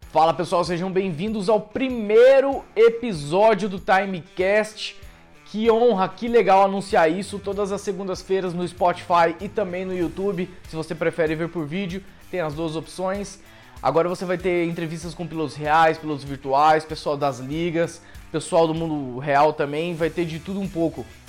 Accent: Cascavel, Paraná, Brazil; eu também sou cascavelense

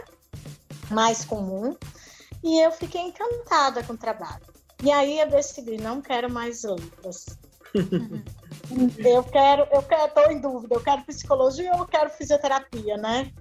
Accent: Sergipe, Brazil; moved away as an adult; also born or lived in Ribeirão Preto; now in Curitiba, Brazil; eu sou de Sergipe, mas na minha cidade só tinha uma universidade

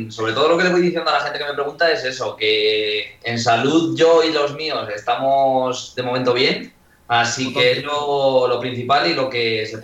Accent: La Solana, Castilla-La Mancha, Spain; la gente me suele decir que si Solana viene de que soy de la Solana.

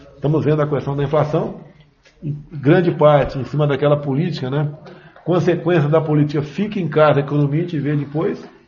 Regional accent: Eldorado, São Paulo, Brazil; moved away; numa fazenda onde fui criado

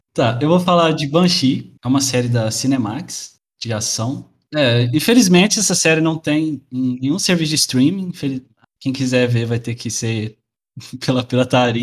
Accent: interior of Minas Gerais, Brazil; now in Portugal; Sou do interior de Minas Gerais, mas moro atualmente em Portugal.

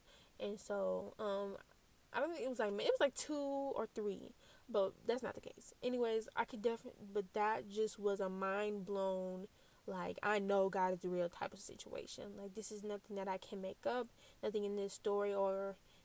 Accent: Lansing, Michigan, United States; also born or lived in Flint, Michigan; Ever since we moved from Flint to Lansing, we pretty much stayed in one house for 12 years.

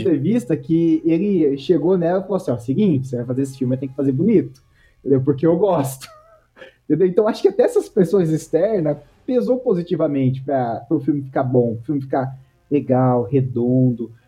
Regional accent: Rio Claro, São Paulo, Brazil; Eu sou de Rio Claro, interior de São Paulo

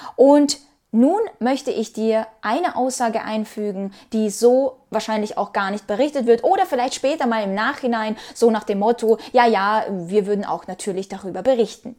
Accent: Ukraine; moved away; ich bin Ukrainerin

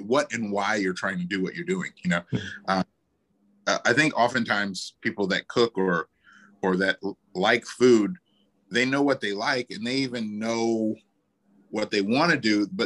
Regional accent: New Orleans, Louisiana, United States; I'm from New Orleans

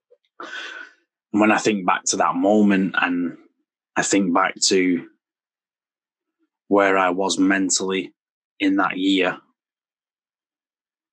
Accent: Preston, North West England, United Kingdom; I'm from Lancashire. I'm from Preston in Lancashire.

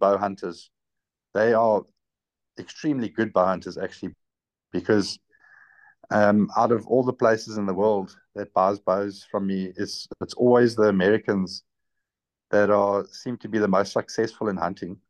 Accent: South Africa; I'm from South Africa. Our currency is called rands

